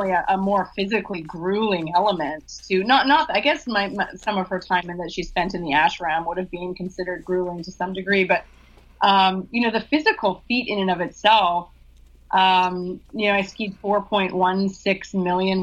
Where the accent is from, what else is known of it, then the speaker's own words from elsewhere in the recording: Vancouver, British Columbia, Canada; moved away as an adult; also born or lived in San Diego; I grew up in Vancouver and, you know, lived there all my life until probably about 6 years ago